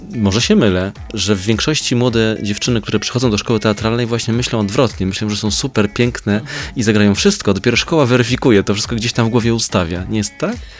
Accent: Kraków, Lesser Poland, Poland; ja z Krakowa jestem

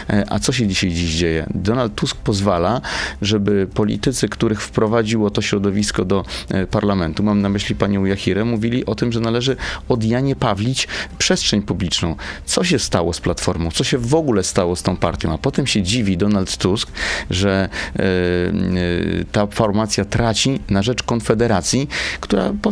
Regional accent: Warsaw, Masovian Voivodeship, Poland; będąc warszawiakiem

